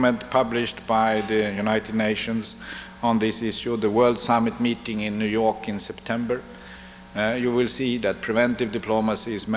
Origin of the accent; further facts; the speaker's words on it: Sweden; we Swedes